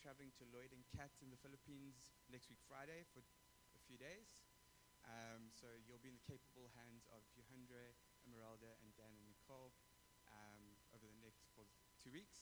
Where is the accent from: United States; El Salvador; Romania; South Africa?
South Africa; moved away; I come from South Africa where we don't have those things